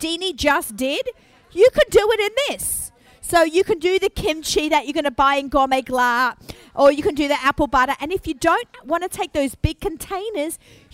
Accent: Australia; moved away as an adult; now in Five Towns, United States; I've only lived here 13 years and clearly I'm Australian

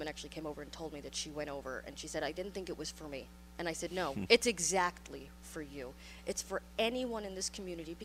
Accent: New York City, New York, United States; now in Pittsburgh, United States; I grew up in Far Rockaway. I'm not a native. I'm a Far Rockaway gal. And I've been here for 19 years

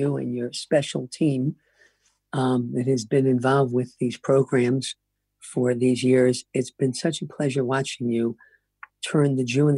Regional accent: Baltimore, Maryland, United States; I grew up in Baltimore

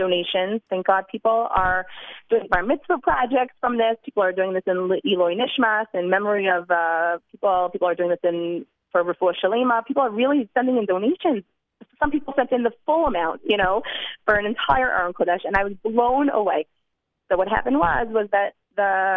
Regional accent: New Jersey, United States; now in Jerusalem, Israel; I'm from New Jersey.

